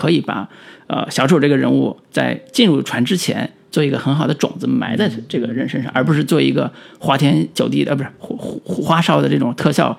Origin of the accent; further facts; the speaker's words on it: China; 就是我们中国人每个人都有一个武侠梦